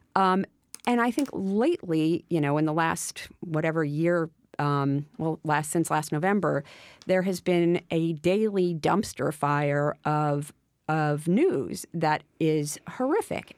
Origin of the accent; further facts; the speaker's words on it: Westchester, New York, United States; when I was a kid, I grew up in Westchester